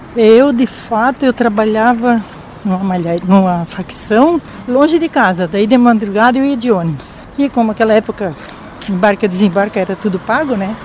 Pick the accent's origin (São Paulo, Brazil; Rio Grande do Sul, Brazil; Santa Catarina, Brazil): Santa Catarina, Brazil; Orleans; now in Joinville, Brazil; Eu sou natural de Orleans